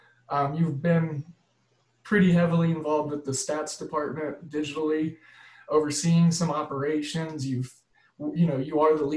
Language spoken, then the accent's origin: English; Oklahoma, United States; I'm a Midwesterner by trade. Grew up in Oklahoma, stuck around the Missouri, Kansas area. Like I told you off air, just recently moved down to north of Atlanta.